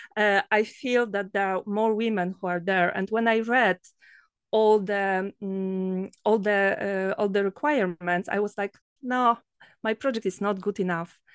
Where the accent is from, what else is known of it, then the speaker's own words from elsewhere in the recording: Poland; from Poland